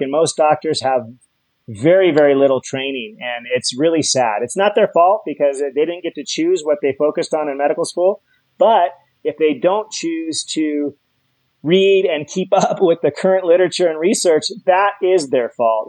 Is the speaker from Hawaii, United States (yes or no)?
yes; Hawaii, United States; I'm from Hawaii